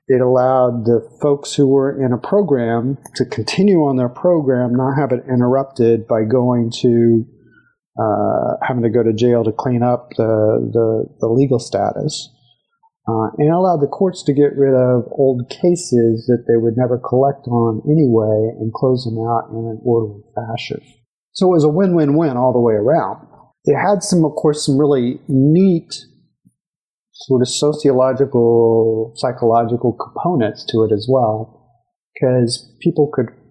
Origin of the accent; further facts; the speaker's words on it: Abilene, Texas, United States; growing up in Abilene as a gay boy in the 70s